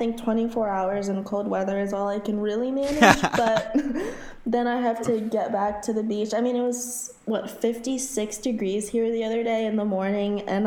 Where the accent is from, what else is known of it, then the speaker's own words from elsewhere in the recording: Haiti; now in Florida, United States; Growing up in Haiti and living most of my life in Florida